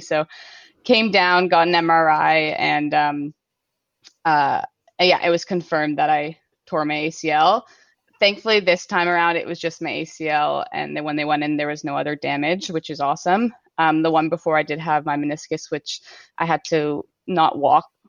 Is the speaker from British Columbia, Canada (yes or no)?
no; King City, Ontario, Canada; I grew up in King City, Aurora